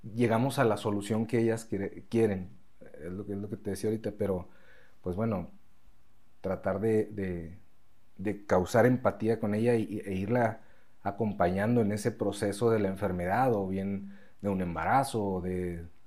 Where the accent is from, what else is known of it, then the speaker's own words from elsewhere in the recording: Mexico; also born or lived in Spain; nosotros, como mexicanos